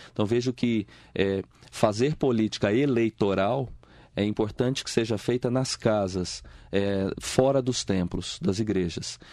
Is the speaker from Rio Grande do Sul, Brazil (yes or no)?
no; Espírito Santo, Brazil; now in Mogi das Cruzes, Brazil; eu venho lá do Espírito Santo, nasci lá, né? Vim para Mogi das Cruzes, estou aqui há quase 25 anos